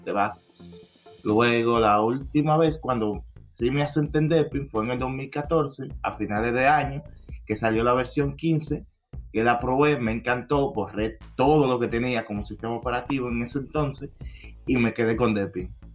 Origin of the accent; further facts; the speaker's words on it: Dominican Republic; soy de República Dominicana